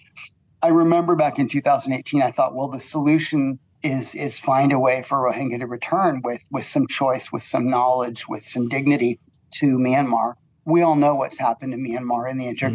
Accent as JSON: {"language": "English", "country": "United States", "moved": "yes", "lives_now": "Malaysia", "said": "I come from the United States"}